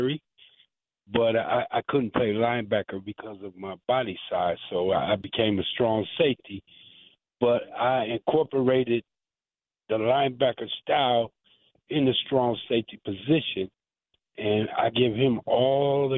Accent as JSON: {"language": "English", "region": "Wisconsin", "country": "United States", "tie": "born or raised there", "said": "I grew up in Wisconsin"}